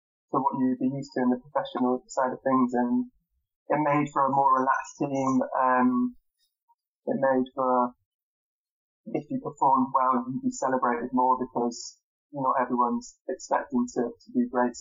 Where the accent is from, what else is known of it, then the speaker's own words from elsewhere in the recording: Trowbridge, South West England, United Kingdom; also born or lived in Bath; my parents are from Trowbridge and I grew up in Trowbridge